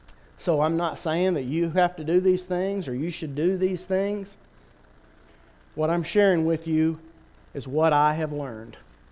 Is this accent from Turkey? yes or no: yes; Turkey; I remember growing up in Turkey, there was a city pool.